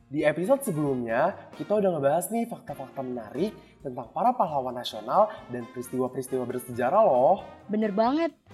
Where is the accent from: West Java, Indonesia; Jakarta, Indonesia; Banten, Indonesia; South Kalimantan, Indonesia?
Jakarta, Indonesia; Tau lah, gue kan anak Jakarta banget.